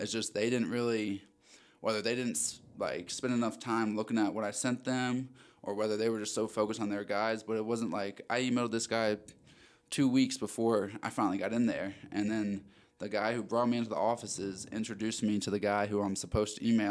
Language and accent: English; Maryland, United States; moved away as an adult; also born or lived in Arizona; I'm originally from Maryland. Uh, was born and raised there